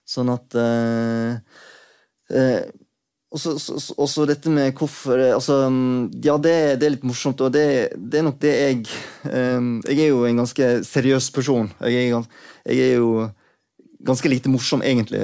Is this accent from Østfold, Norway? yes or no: no; Sogn og Fjordane, Vestland, Norway; accent: Sogn dialect; also born or lived in South Korea; Jeg vokste opp i Sogn og Fjordane, men jeg er opprinnelig fra Sør-Korea.